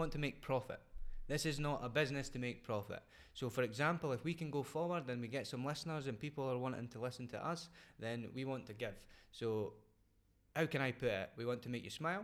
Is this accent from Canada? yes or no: no; Scotland, United Kingdom; moved away as an adult; now in Netherlands; I am not British. I'm Scottish